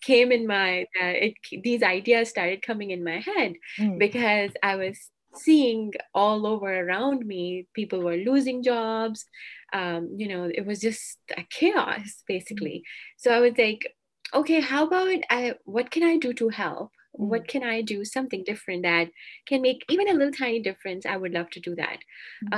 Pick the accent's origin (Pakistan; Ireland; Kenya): Pakistan; moved away as an adult; now in Alberta, Canada; I'm from Pakistan, so Pakistan uh, it's also quite hot in summer